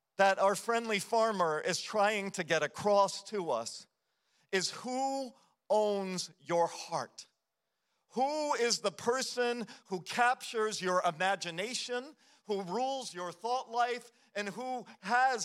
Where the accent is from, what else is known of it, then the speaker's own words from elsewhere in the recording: United States; as an American culture